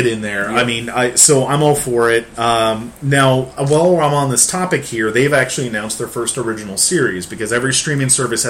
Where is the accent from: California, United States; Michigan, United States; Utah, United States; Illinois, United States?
Illinois, United States; Central; moved away; Where I was raised in Central Illinois. I was very close to Six Flags.